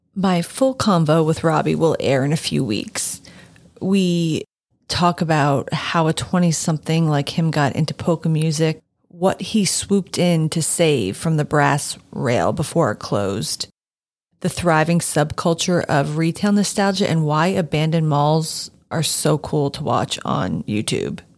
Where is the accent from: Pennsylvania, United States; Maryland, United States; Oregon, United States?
Pennsylvania, United States; Allentown; my hometown's enduring attachment to Hess's department store